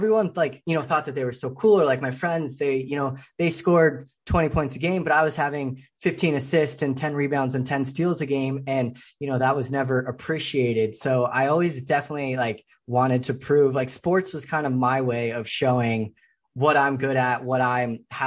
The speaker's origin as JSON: {"language": "English", "area": "suburbs of the Bay Area", "region": "Northern California", "country": "United States", "tie": "born or raised there", "said": "I grew up in Northern California, kind of the suburbs of the Bay Area"}